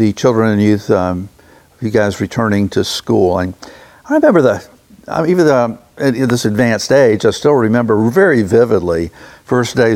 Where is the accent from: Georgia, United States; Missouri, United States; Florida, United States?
Florida, United States; Jacksonville; growing up in Jacksonville myself